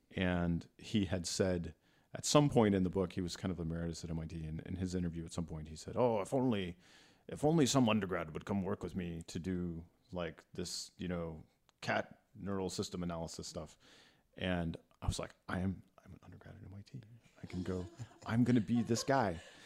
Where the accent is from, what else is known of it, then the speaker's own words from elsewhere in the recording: Texas, United States; moved away; I grew up in Texas